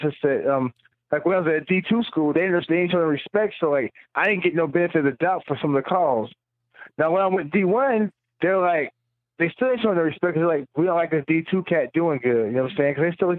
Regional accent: the South, United States; Like, I'm from the South, you know what I'm saying?

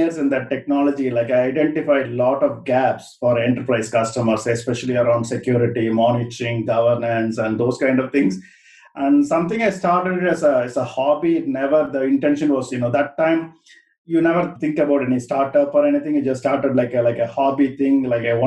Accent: India; moved away as an adult; also born or lived in London, United Kingdom; now in United Kingdom; I was born and brought up in India

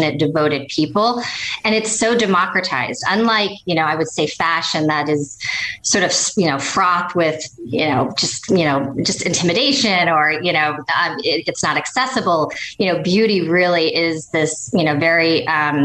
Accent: Midwest, United States; moved away as an adult; also born or lived in Kansas; now in East Coast, United States; So I grew up in the Midwest most of my life. I, like you, totally Midwesterner, and then found herself transplanted here to the East Coast

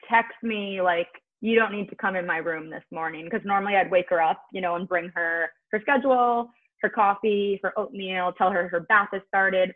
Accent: New Jersey, United States; now in Brooklyn, United States; I'm from Jersey

